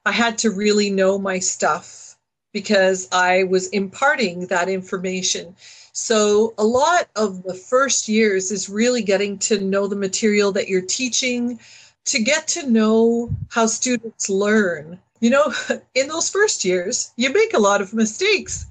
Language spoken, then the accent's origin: English; Northern Ontario, Canada; moved away as an adult; also born or lived in London, Ontario; I was from Northern Ontario. I went to a French high school.